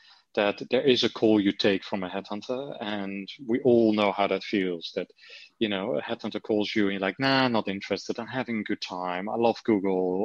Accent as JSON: {"language": "English", "country": "Netherlands", "accent": "Dutch", "second_language": "English", "moved": "as an adult", "said": "although the accent never really has gone, you know, so I still have my Dutch accent."}